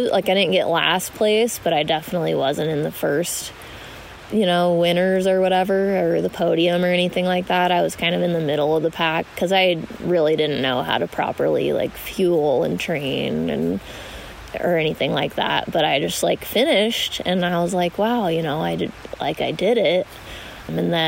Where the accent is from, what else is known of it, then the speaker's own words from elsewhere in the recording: Pocatello, Idaho, United States; also born or lived in Portales, New Mexico / Pennsylvania / Salt Lake City, Utah; I mostly grew up in Eastern Idaho and Pocatello